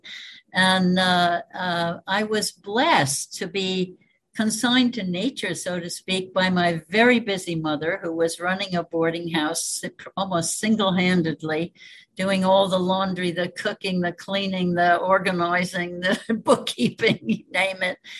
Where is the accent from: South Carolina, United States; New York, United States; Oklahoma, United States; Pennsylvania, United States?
New York, United States; Cairo; also born or lived in Canada / Greece / Peru / Spain; now in Hawaii, United States; I uh, was born in the Hudson Valley